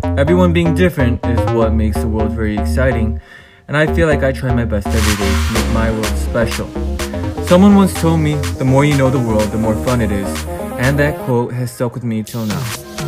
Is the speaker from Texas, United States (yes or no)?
no; Chicago, Illinois, United States; now in Seoul, South Korea; I was born and raised in Chicago, and currently at the age of 23, I live in Seoul, Korea.